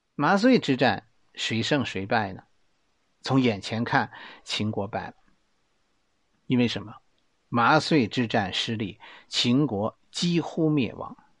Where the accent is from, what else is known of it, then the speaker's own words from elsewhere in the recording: Beijing, China; accent: Beijing dialect; 用我们北京话来说呀